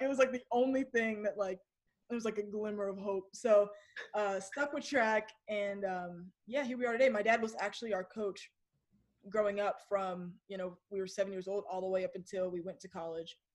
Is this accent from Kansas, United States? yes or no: no; Kennesaw, Georgia, United States; also born or lived in Virginia / San Diego; I was born in Virginia, but I I don't claim it because we moved to Georgia when I was one